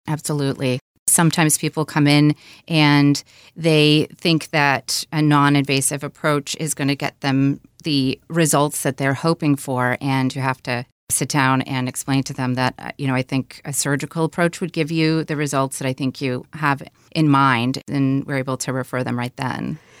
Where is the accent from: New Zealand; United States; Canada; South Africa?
United States; Michigan; I grew up in Michigan. a small town about an hour or so north of Detroit